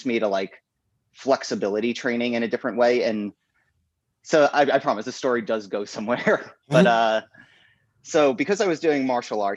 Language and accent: English; Delaware, United States; moved away as an adult; also born or lived in New York / Florida; now in New York City, United States; I was born in New York, moved to Florida, moved to Delaware, that all before the time I was 10. So by the time I was like 10, I was in Delaware. I lived like in Delaware